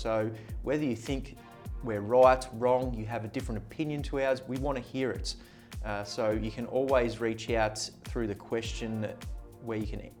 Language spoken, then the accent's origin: English; Ulladulla, New South Wales, Australia; Ulladulla. Narrawolly, sorry.